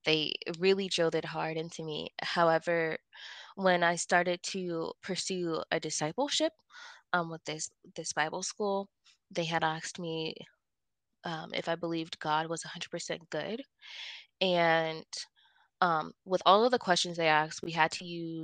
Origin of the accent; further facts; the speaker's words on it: Ohio, United States; moved away as an adult; now in Colorado, United States; I grew up in Ohio from the age of 4, and I left when I was 22